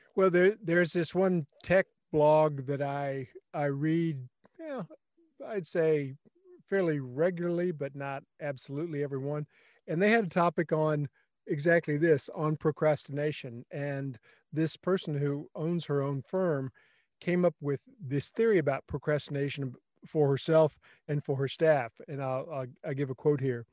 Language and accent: English; South Texas, United States; I grew up in South Texas